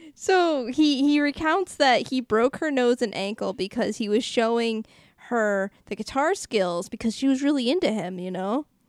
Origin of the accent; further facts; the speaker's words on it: Boston, Massachusetts, United States; me from Boston